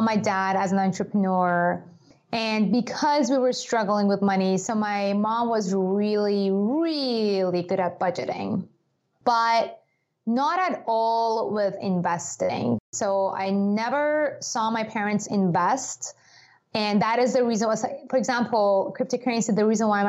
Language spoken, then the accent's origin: English; Iran; moved away; I grew up in Iran.